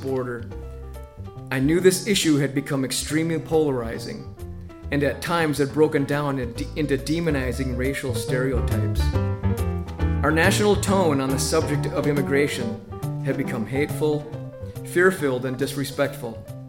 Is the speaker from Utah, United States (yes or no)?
no; Albert Lea, Minnesota, United States; As a young boy growing up in Albert Lea, my home and sanctuary was near the current Humane Society shelter.